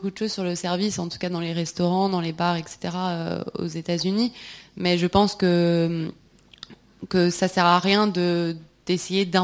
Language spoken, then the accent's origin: French; Montreal, Quebec, Canada; parce que moi, je viens de Montréal au Québec, puis je trouve qu'on n'a pas autant d'anglicisme dans notre